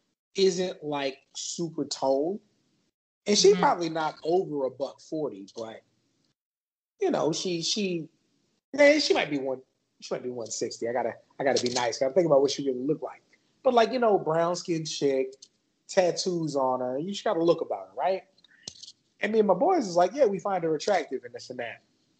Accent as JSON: {"language": "English", "town": "San Antonio", "region": "Texas", "country": "United States", "tie": "born or raised there", "said": "So I grew up in San Antonio, and San Antonio is like fairly populated with everybody"}